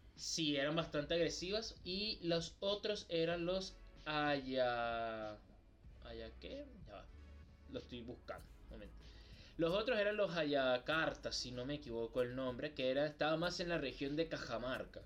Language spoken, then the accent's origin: Spanish; Venezuela; nosotros somos de Venezuela